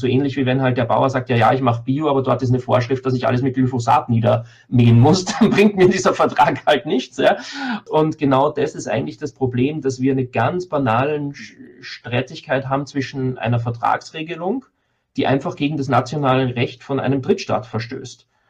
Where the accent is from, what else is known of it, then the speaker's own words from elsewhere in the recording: Austria; ich als Österreicher